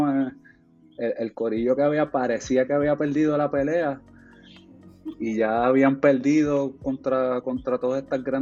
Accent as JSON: {"language": "Spanish", "country": "Puerto Rico", "moved": "yes", "said": "yo me fui por ahí de Puerto Rico hace 10 años y pues a, hacer, tratar de hacer cine y otras cosas"}